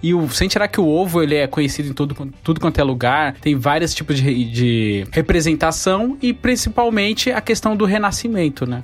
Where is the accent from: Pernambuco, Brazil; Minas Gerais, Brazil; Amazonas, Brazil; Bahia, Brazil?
Bahia, Brazil; now in São Paulo, Brazil; eu nasci na Bahia